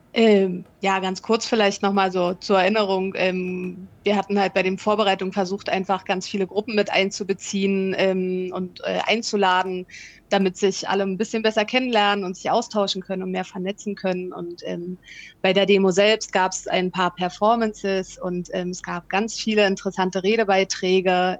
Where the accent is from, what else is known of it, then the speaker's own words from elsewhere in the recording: Potsdam, Brandenburg, Germany; moved away as an adult; now in Valparaíso, Chile; ich bin äh, auch in Potsdam aufgewachsen